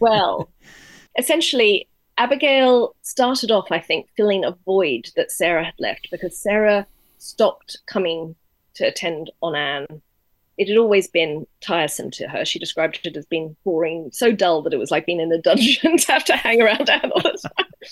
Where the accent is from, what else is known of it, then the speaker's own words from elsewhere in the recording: Australia; moved away; I'm originally Australian